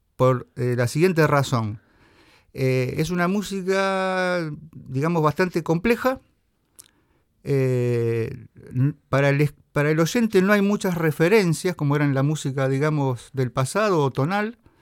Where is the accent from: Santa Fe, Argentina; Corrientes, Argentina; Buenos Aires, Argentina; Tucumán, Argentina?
Santa Fe, Argentina; Venado Tuerto; now in Rosario, Argentina; soy de Venado Tuerto pero resido en Rosario